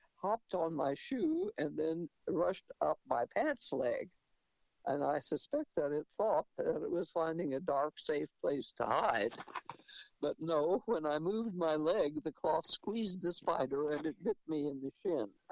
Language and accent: English; New Mexico, United States; moved away; also born or lived in Rochester, New York; I was born in New Mexico